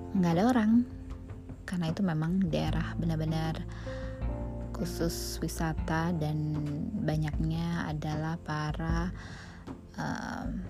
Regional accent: Bogor, West Java, Indonesia; Saya dari Bogor

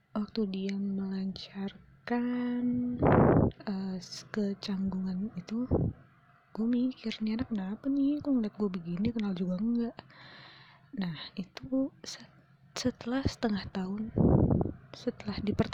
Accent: Jakarta, Indonesia; gue dari Jakarta kan kuliah ke Surabaya

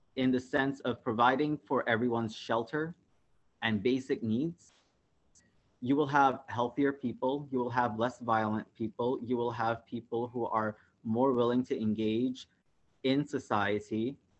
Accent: Karachi, Sindh, Pakistan; moved away as an adult; now in Toronto, Canada; I was born in Karachi, Pakistan. I came to Canada 10 years ago.

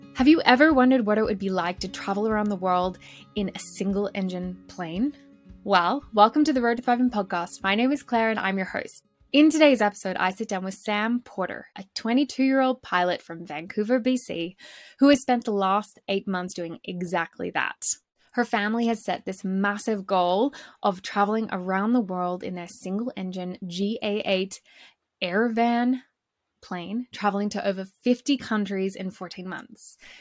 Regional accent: Australia; moved away as an adult; also born or lived in British Columbia, Canada; i'm from australia originally but i lived in bc for almost four years

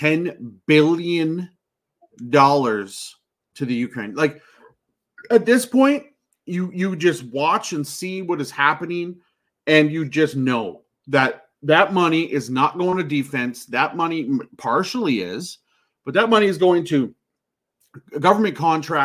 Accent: Canada; I'm a Canadian

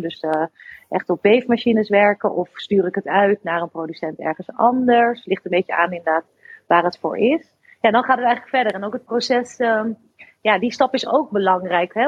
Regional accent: Harderwijk, Gelderland, Netherlands; moved away; ik kwam uit Harderwijk

